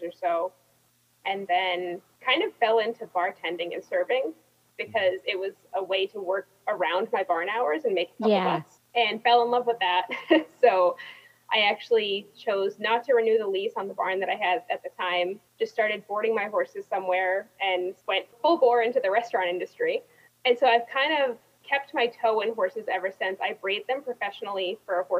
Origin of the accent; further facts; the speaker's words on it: Massachusetts, United States; now in Rhode Island, United States; I grew up in Massachusetts, just went to public school